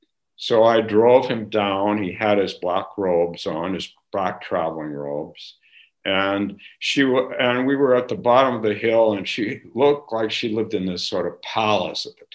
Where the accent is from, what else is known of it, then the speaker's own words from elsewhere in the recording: California, United States; growing up in California